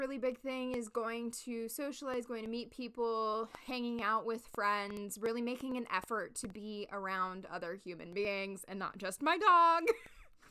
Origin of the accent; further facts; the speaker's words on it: Los Angeles, California, United States; also born or lived in Chicago; now in New York, United States; I grew up in Los Angeles